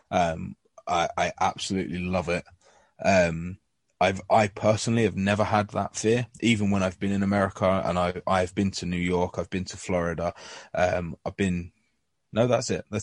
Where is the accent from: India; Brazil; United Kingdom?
United Kingdom; England; you know, because I, you know, I'm English.